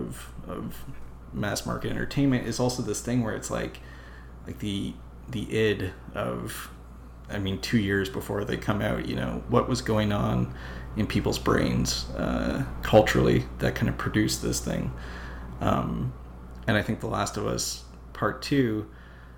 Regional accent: Canada; as a Canadian

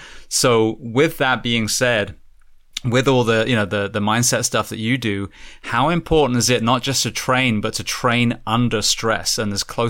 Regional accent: United Kingdom; I'm a complete, I'm British, so I'm a white belt when it comes to weapons.

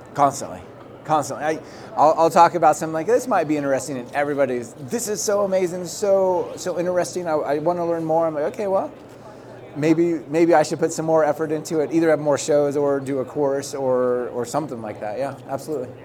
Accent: Portland, Oregon, United States; also born or lived in Germany; in Portland, my hometown

